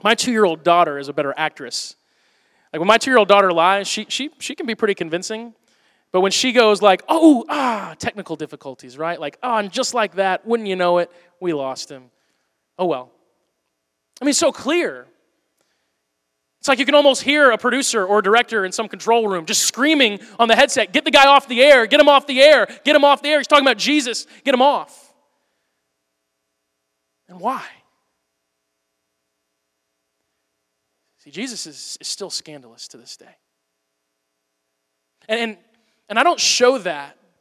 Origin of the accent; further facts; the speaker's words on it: Missouri, United States; I'm from Missouri, so I paid really close attention to that, because it was kind of in my own backyard